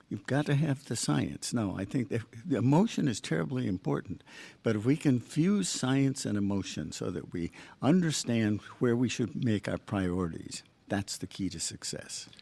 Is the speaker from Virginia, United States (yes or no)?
no; Michigan, United States; also born or lived in Long Island / Boston; now in Long Beach, United States; I grew up in Michigan.